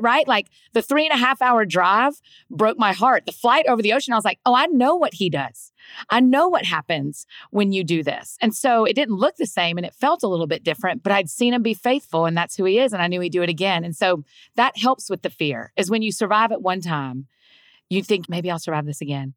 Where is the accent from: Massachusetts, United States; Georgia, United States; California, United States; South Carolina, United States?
Georgia, United States; moved away as an adult; now in Nashville, United States; Grew up in Georgia. I'd like to say that I was born and raised in Georgia